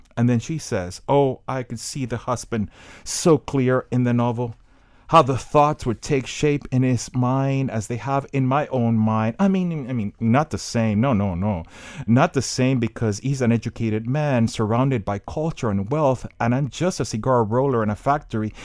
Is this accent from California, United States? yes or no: no; Miami, Florida, United States; born or raised there